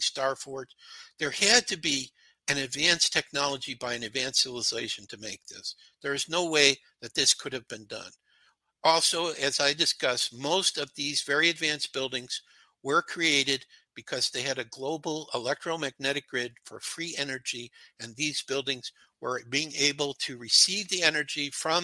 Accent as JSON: {"language": "English", "town": "Chicago", "region": "Illinois", "country": "United States", "tie": "born or raised there", "said": "I was brought up in Chicago."}